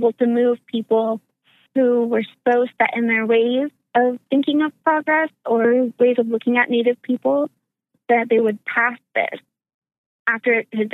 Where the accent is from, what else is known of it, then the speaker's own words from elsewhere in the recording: Arkansas, United States; moved away; I'm originally from the South, Arkansas specifically.